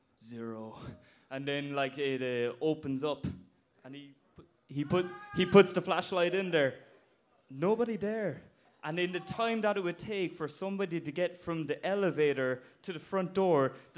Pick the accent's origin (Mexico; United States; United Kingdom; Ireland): Ireland; Blarney, Munster; So I'm from Cork and from Blarney.